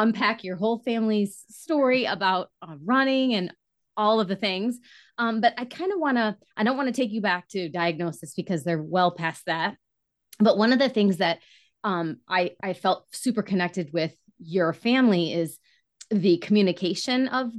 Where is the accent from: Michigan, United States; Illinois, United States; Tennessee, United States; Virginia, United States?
Michigan, United States; I'm from Michigan